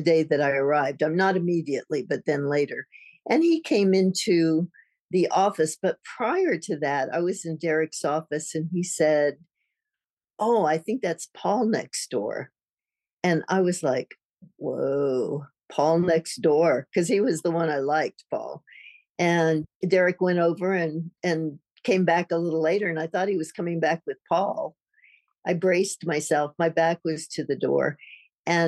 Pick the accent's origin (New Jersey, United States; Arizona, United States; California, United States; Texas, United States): Arizona, United States; Tucson; moved away as an adult; also born or lived in London; grew up in Tucson, and I had to get away from Tucson back then, about 67 or something.